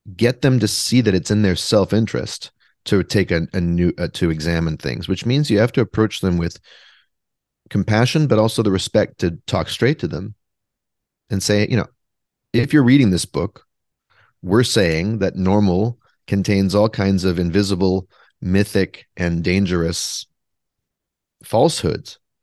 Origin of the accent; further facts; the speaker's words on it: Vancouver, British Columbia, Canada; now in Brooklyn, United States; I am from Vancouver, though. I am from British Columbia, Canada, but I live in Brooklyn, New York